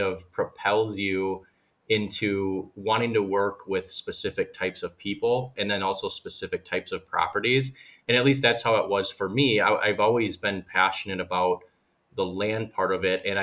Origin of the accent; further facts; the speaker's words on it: West Bend, Wisconsin, United States; I'm originally from West Bend, and I was born and raised, still live there